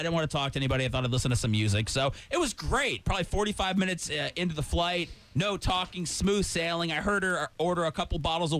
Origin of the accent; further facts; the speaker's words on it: St. Petersburg, Florida, United States; I told her I'm from St. Pete.